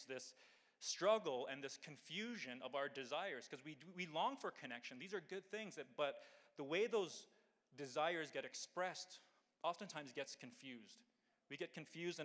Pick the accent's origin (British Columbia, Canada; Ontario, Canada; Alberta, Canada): Alberta, Canada; Calgary; I was born and raised here in Calgary, in Ranchlands for 17 years